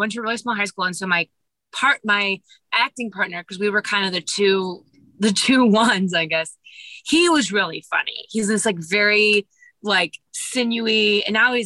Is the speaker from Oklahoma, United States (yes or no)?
no; Kansas City, Missouri, United States; moved away as an adult; also born or lived in Boston / New York; I was born in Kansas City, and that's where I grew up as well